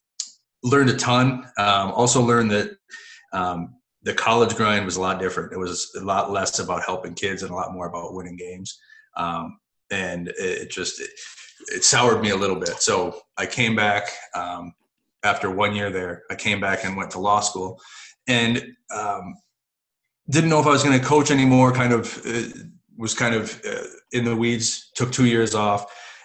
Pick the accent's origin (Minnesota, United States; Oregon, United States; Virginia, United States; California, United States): Minnesota, United States; New Prague; I grew up in New Prague, Minnesota